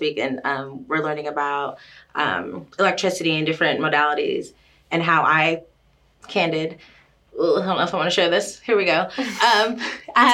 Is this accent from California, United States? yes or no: no; Florida, United States; moved away as an adult; now in Knoxville, United States; I've been here for the last 10-11 years in East Tennessee, but I'm from Florida